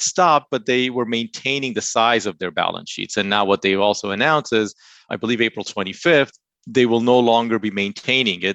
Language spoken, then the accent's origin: English; United States; moved away as an adult; also born or lived in Canada; now in North Carolina, United States; Before Canada, I was originally from the New York, New Jersey area